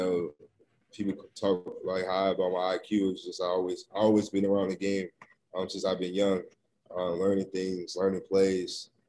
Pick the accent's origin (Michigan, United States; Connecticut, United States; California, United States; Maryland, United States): Maryland, United States; I mean, it was lovely. You know, you grow up and then you got Kevin Durant, Michael Beasley, and all these top players from your area.